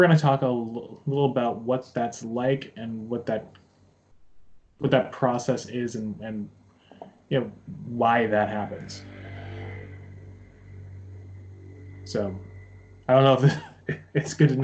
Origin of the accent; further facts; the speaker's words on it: United States; now in Japan; when I was growing up in the States